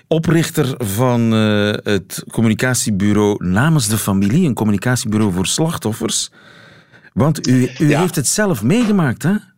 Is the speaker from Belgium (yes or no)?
yes; Flanders, Belgium; wij zeggen vast en zeker.